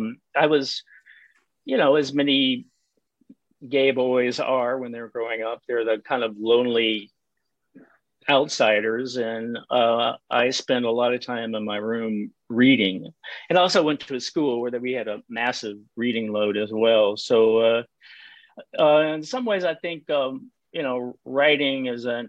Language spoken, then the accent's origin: English; United States; accent: Texas; moved away; also born or lived in Alaska; I made my living as a graphic designer for 25 years in Alaska. So I'm an American